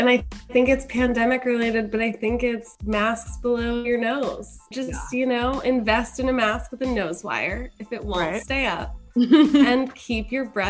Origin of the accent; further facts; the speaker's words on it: East Coast, United States; now in Chicago, United States; I'm from the East Coast, and I love Chicago now